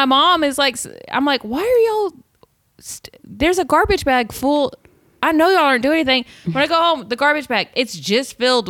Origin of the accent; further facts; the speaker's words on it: the South, United States; we're from the South. We're from different parts of the South.